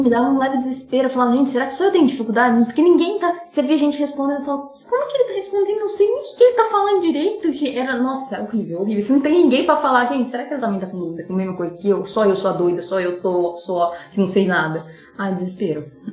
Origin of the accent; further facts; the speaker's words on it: Urânia, São Paulo, Brazil; moved away as an adult; now in São José do Rio Preto, Brazil; Eu sou de Urânia, fico mais em Rio Preto do que em Urânia.